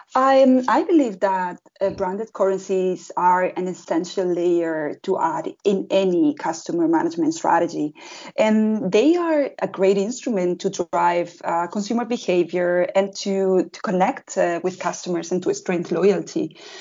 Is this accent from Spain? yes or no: yes; southern Spain, Spain; moved away as an adult; now in Berlin, Germany; I come from South Spain